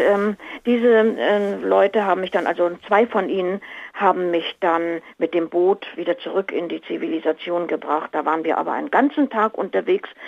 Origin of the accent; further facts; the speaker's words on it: Lima, Peru; also ich bin natürlich in Lima aufgewachsen, ich bin ja in Peru geboren